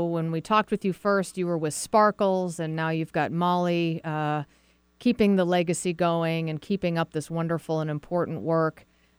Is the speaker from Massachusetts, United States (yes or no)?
yes; Massachusetts, United States; I'm from Massachusetts